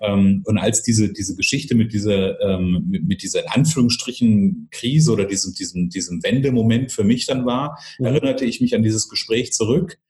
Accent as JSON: {"language": "German", "region": "Northern Hesse", "country": "Germany", "said": "ich komme aus dem Nordhessischen"}